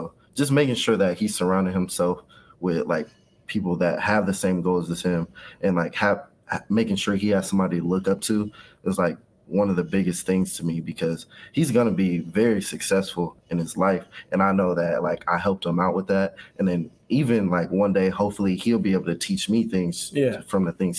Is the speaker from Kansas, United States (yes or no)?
yes; Kansas City, Kansas, United States; I was raised in Wyandotte County, Kansas, on the side. So Kansas City, Kansas, all the way up until high school. And that's when I moved to the Kansas City, Missouri side.